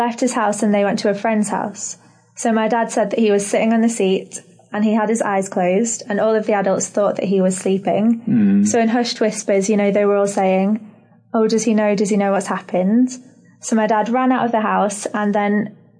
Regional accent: Liverpool, North West England, United Kingdom; moved away as an adult; also born or lived in Northern Ireland; now in Bahamas; I'm actually from Northern Ireland originally, so in the UK, but I lived in Liverpool for most of my life. So I moved there when I was 7 years old.

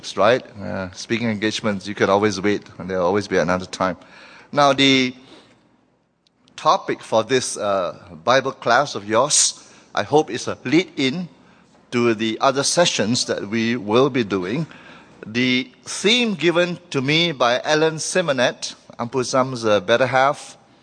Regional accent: Malaysia

